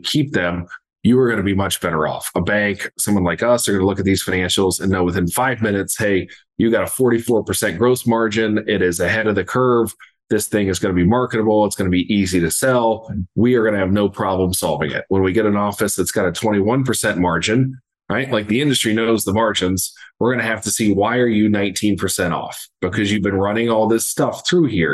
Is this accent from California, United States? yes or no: no; Southeast Ohio, United States; born and raised in Southeast Ohio